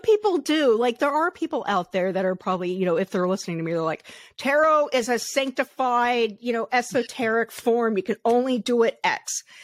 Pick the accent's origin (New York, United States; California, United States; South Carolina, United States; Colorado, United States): Colorado, United States; I grew up in Colorado in the 80s